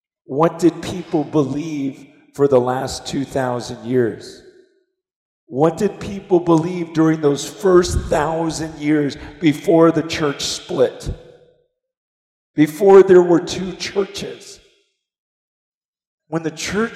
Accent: United States; growing up in America

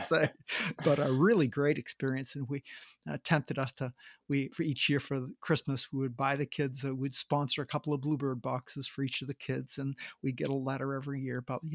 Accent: Maine, United States; I grew up in Maine

